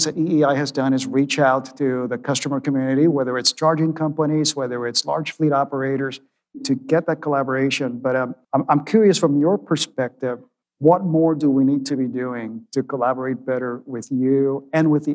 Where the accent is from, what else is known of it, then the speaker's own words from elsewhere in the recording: California, United States; I am a Californian.